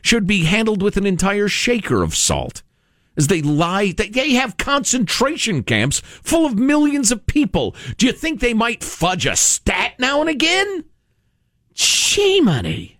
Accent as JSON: {"language": "English", "town": "Chicago", "region": "Illinois", "country": "United States", "tie": "born or raised there", "moved": "yes", "said": "my hometown, Chicago, Illinois."}